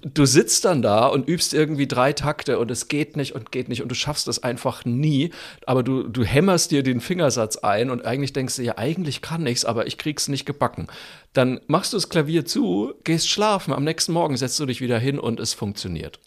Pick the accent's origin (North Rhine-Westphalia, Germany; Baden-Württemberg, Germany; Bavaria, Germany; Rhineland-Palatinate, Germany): Bavaria, Germany; Franconia; ich bin ja Franke